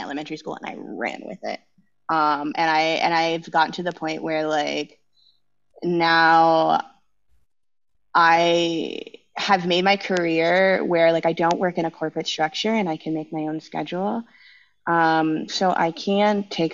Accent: San Ramon, California, United States; also born or lived in San Leandro, California; I grew up in the Bay Area. I grew up in the San Ramon Valley

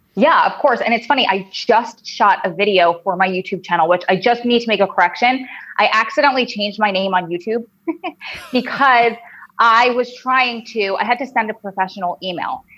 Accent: originally Long Island, New Jersey, United States; accent: New Jersey drawl; also born or lived in Wilmington, North Carolina; I'm from New Jersey, and you'll be able to tell from my crazy New Jersey drawl accent that I can't get rid of and I hate. Um, originally, I'm from Long Island

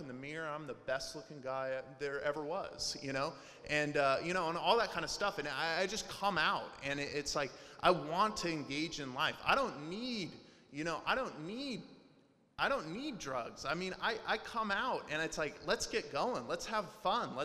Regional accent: Portland, Oregon, United States; also born or lived in Las Vegas, Nevada; I grew up in Portland. Even though I'm from Las Vegas, I grew up in Portland

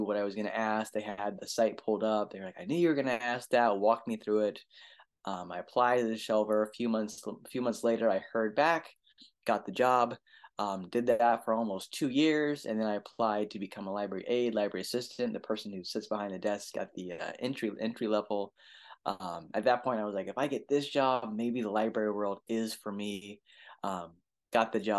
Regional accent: Solano County, California, United States; I'm from Solano County, California, right between San Francisco and Sacramento. So I spent many of my early years in the library. In fact, in the library where I currently work now is where I grew up

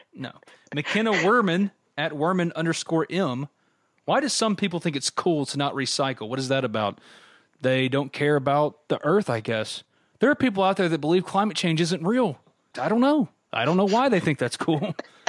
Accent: New Albany, Mississippi, United States; New Albany, my hometown

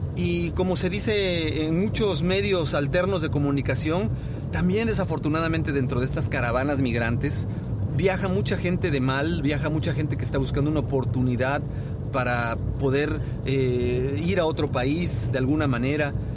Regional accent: Mexico; los mexicanos somos gente muy abierta

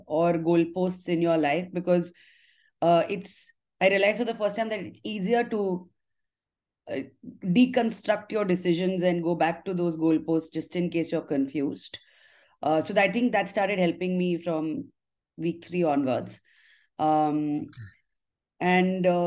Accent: Haridwar, Uttarakhand, India; also born or lived in Delhi; I was born in Delhi, but raised in Haridwar.

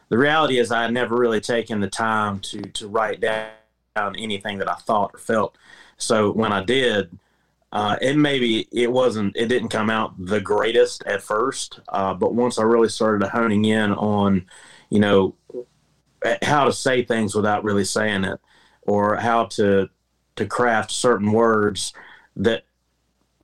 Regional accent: North Carolina, United States; moved away as an adult; also born or lived in Nashville / Memphis; now in Texas, United States; I'm a native North Carolinian. I grew up in the Carolinas

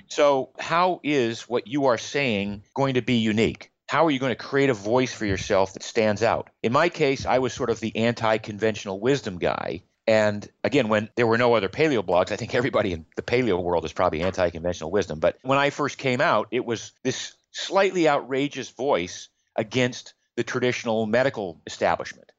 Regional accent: Maine, United States; I grew up in Maine in the US.

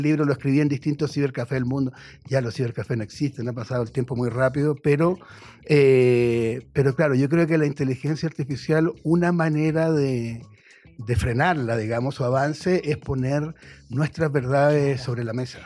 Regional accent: Chile; moved away; yo vengo de un país de Chile

